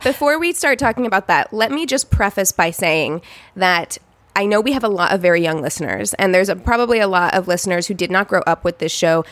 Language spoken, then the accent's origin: English; Missouri, United States; moved away; my hometown